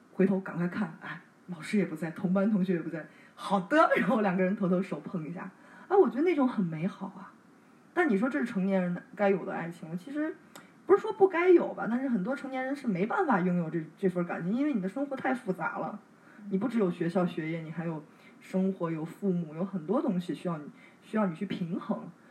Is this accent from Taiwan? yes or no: no; China; 我们中国人